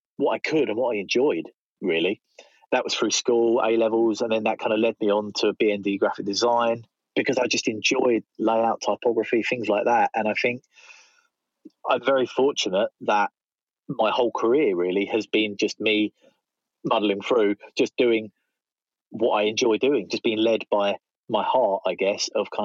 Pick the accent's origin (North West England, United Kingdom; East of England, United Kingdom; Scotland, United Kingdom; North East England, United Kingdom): East of England, United Kingdom; Southend-on-Sea; moved away as an adult; also born or lived in London; I went to uni in Essex. That's where I'm from Southend